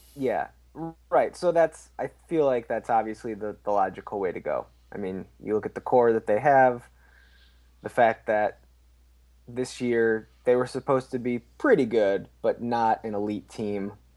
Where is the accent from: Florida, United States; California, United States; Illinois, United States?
Illinois, United States; Chicago; I'm from Chicago